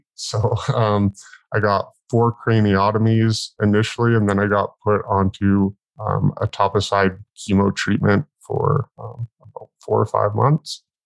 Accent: northern British Columbia, Canada; I was born in the Bangor Wilds of northern BC, Canada, um, like way the hell and gone out in the bush.

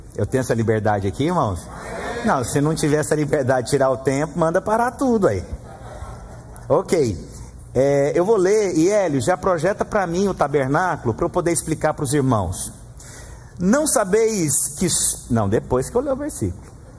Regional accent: Goiás, Brazil; No Brasil, no Goiás, eu sou de Goiás

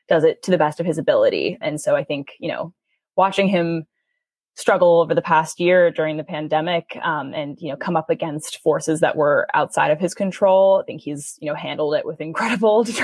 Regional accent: New York City, New York, United States; I grew up in New York City.

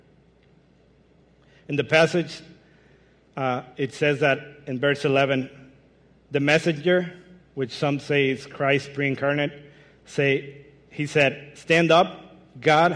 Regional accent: Mexico; English is a second language; moved away as an adult; now in Michigan, United States; I'm originally from Mexico, but moved to Michigan 5 years ago.

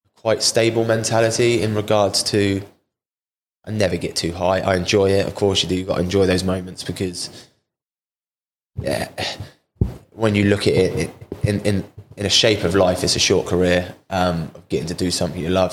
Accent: Portsmouth, South East England, United Kingdom; moved away; also born or lived in Cardiff; I've signed here at Portsmouth back to my hometown club

